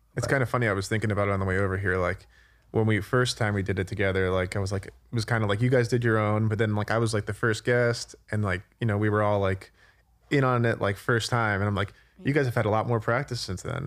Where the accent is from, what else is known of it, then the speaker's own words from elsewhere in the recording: New Jersey, United States; I'm also from New Jersey